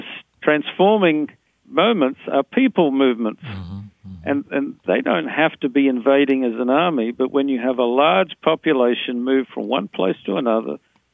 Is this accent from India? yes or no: no; Australia; now in Hagerstown, United States; I'm from Australia